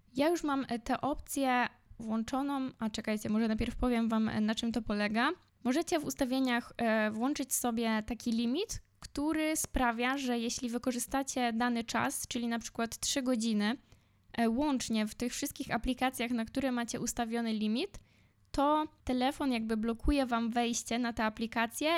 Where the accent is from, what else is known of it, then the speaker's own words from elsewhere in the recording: Poland; moved away as an adult; now in Warsaw, Poland; ja jestem ze wsi. Obecnie mieszkam w Warszawie, w centrum, ale większość swojego życia spędziłam na wsi.